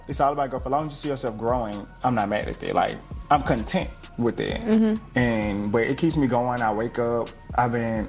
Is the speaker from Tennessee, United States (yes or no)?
yes; Memphis, Tennessee, United States; born and raised in Memphis